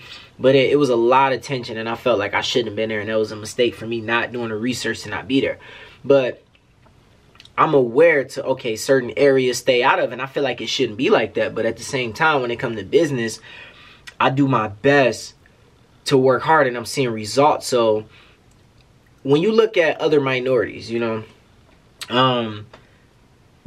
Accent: Detroit, Michigan, United States; this is stuff that I am personally working on for my city

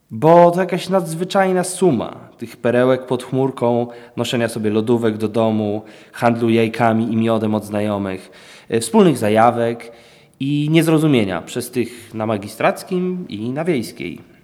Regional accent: Wałbrzych, Lower Silesian Voivodeship, Poland; jestem z Wałbrzycha

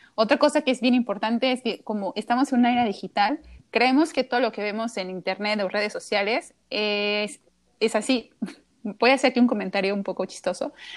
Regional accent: Querétaro, Mexico; yo no soy de la Ciudad de México, yo soy de Querétaro

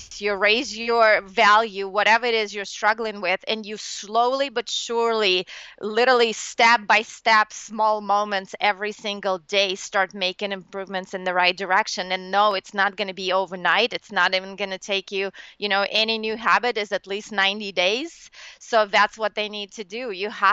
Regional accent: Russia; moved away; I'm from Russia originally

